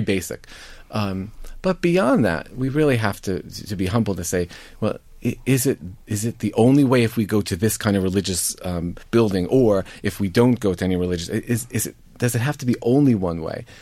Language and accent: English; United States; as a Catholic, as an American, as somebody Irish as well